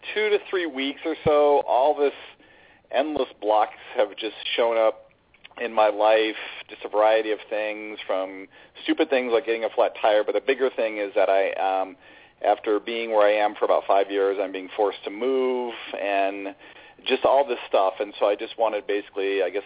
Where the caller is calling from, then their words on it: San Mateo, California, United States; I'm calling from San Mateo, California.